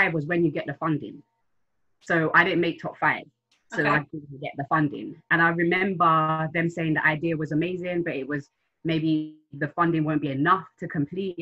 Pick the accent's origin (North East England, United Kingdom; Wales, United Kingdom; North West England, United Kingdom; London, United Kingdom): London, United Kingdom; also born or lived in Kampala, Uganda; I'm from South London. I was in Africa, I left there a long time ago. I'm from Southeast